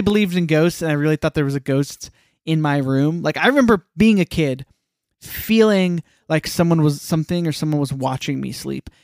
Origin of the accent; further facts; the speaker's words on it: New Jersey, United States; I'm from New Jersey